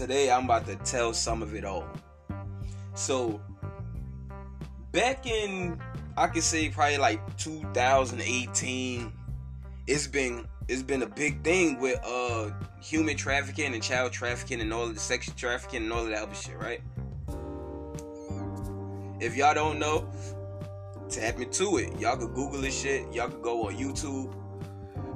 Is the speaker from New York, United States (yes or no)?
yes; New York, United States; I'm from New York.